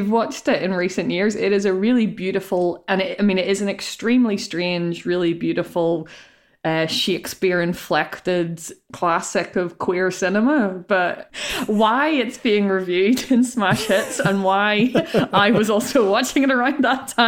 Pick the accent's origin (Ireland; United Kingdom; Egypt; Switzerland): Ireland; Failure as an Irish woman, there for you.